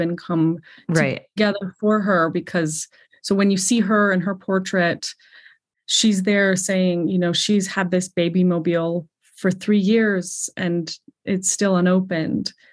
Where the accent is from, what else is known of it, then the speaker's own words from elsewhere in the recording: Colorado, United States; moved away as an adult; also born or lived in New York City; I grew up in Colorado